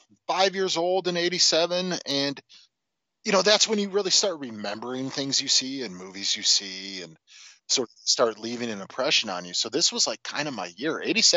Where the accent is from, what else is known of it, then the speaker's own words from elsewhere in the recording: Chicago, Illinois, United States; Yeah, it's the Chicago way. I'm from Chicago.